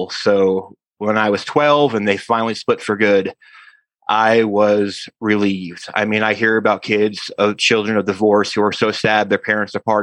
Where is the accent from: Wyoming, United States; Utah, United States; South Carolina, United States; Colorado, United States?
Wyoming, United States; I grew up in Wyoming.